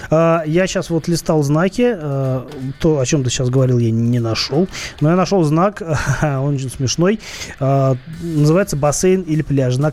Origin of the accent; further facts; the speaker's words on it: Saint Petersburg, Russia; я в детстве, ну, я же из Питера, и в Питере этих набережных там очень много